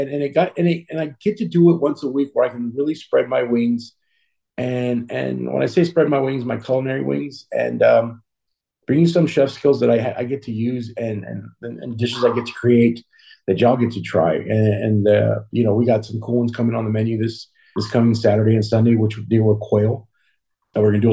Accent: Uvalde, Texas, United States; growing up in Uvalde, Texas

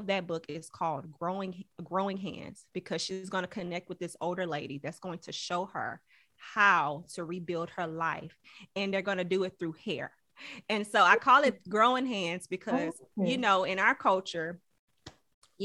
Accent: Houston, Texas, United States; I'm from Houston, Texas, originally from Houston, Texas. So I graduated from Barbara Jordan High School of Careers

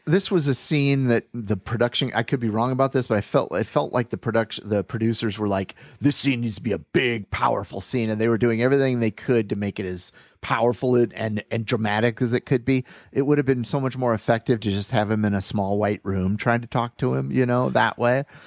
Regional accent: Iowa, United States; moved away; when I was flying back from Iowa, uh, uh, when I went home for my dad's funeral

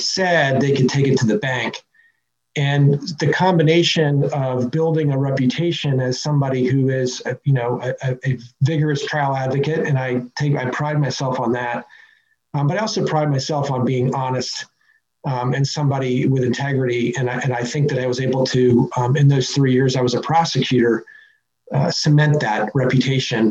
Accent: Fairfax, Virginia, United States; my hometown, which is Fairfax, Virginia, where I was born and raised

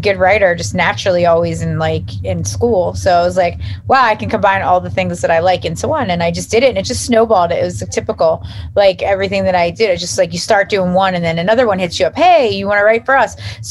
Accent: United States; also born or lived in South Jersey / North Jersey; now in New Jersey, United States; I grew up right outside of Philly

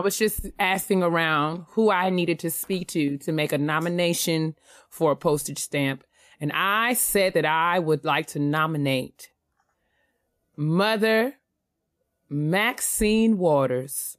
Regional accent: New York, United States; moved away; someone who was born and raised in New York

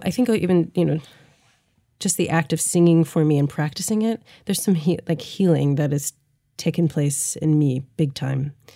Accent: St. Louis, Missouri, United States; growing up in Saint Louis

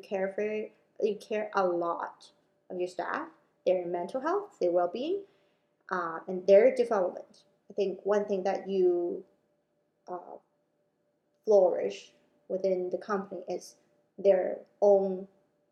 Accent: Hong Kong; moved away; I grew up in Hong Kong

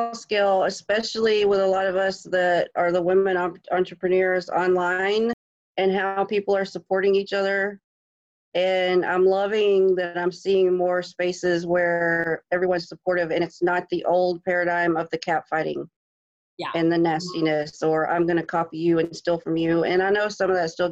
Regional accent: Georgia, United States; moved away as an adult; now in New Hampshire, United States; I'm from Georgia.

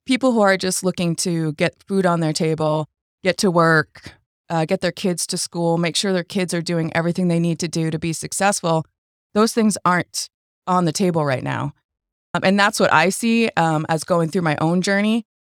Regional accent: Boston, Massachusetts, United States; moved away as an adult; I am a transplant from Boston

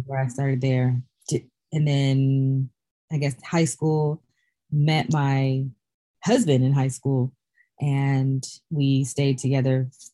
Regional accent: Sacramento, California, United States; I was born and raised in Sacramento, California

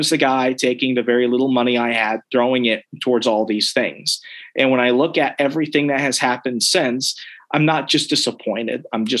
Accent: Sierra Vista, Arizona, United States; I'm from Sierra Vista. You could cook an egg on the sidewalk.

